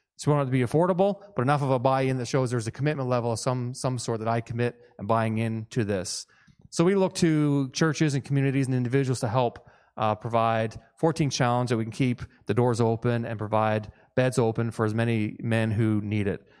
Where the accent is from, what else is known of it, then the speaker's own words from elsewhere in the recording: Newfoundland and Labrador, Canada; moved away; I'm from Newfoundland originally, and so I tend to kinda speak fast